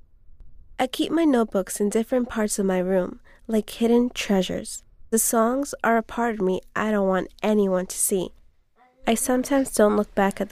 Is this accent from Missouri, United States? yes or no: no; New York City, New York, United States; I'm from Staten Island, New York, which is part of New York City